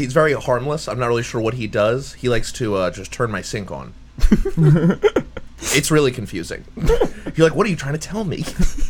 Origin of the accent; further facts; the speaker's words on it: New Jersey, United States; I'm from Jersey. You're from Jersey.